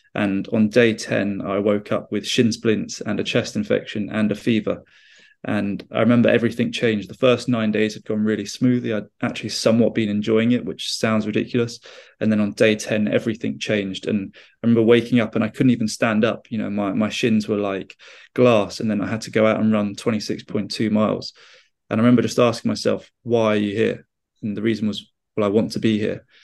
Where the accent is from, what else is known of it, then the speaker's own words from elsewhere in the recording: United Kingdom; I'm a British explorer